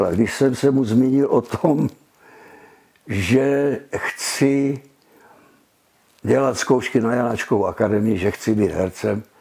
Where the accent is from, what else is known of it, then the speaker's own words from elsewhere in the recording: Brno, South Moravian Region, Czechia; jsem Brňák